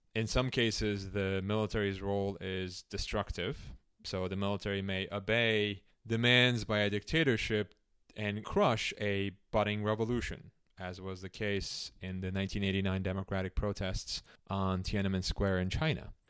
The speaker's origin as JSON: {"language": "English", "region": "Istanbul", "country": "Turkey", "tie": "born or raised there", "also_born_or_lived": "Chicago", "moved": "yes", "said": "I was born in Istanbul, Turkey, at a time when the country was under military rule."}